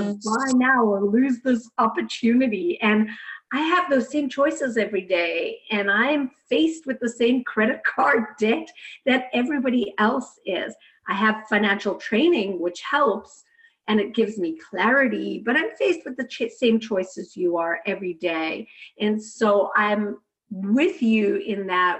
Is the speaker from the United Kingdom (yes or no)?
no; South Africa; I grew up in South Africa in a very traditional home